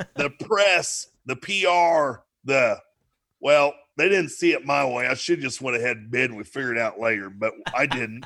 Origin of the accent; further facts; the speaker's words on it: DeGraff, Ohio, United States; we're from DeGraff, Ohio